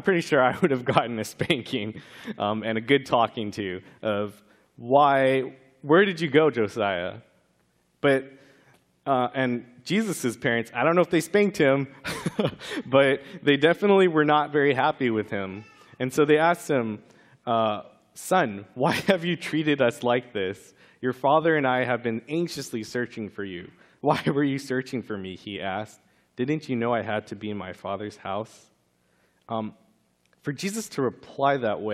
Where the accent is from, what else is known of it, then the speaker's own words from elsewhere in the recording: California, United States; growing up in California, that's right when we moved churches